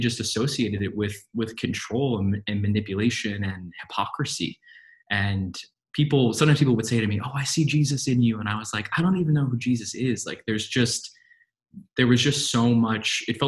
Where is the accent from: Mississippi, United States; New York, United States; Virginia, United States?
New York, United States; New York City; moved away; I grew up in New York City